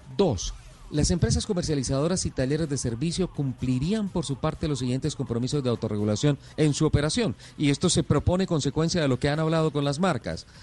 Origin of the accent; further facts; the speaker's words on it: Colombia; soy colombiano